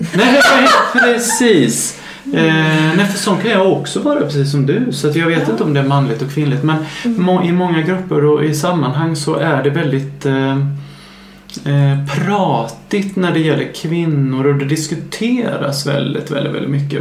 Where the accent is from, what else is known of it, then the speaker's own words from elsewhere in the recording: Värnamo, Jönköping County, Sweden; now in Stockholm, Sweden; min hemstad Värnamo